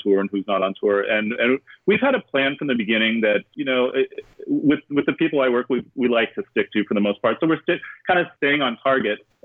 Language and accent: English; Dayton, Ohio, United States; my hometown of Dayton